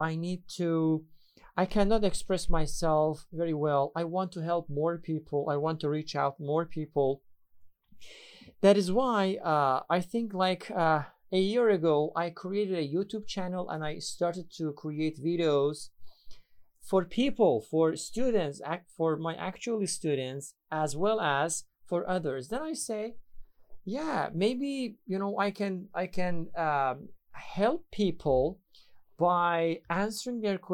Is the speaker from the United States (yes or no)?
no; Iran; English is a second language; I am from Iran. I'm an English teacher